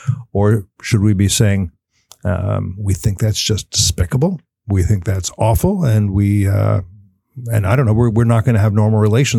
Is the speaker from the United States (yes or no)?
yes; United States; I, as an American, I want America to do well.